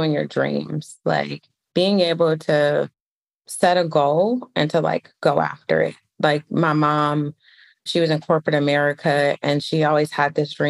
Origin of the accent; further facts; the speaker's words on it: Detroit, Michigan, United States; moved away as an adult; now in Atlanta, United States; I grew up in Detroit, Michigan. I live in Atlanta now